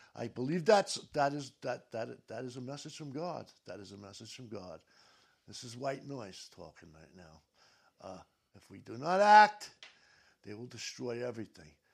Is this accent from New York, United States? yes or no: yes; New York City, New York, United States; I grew up in New York City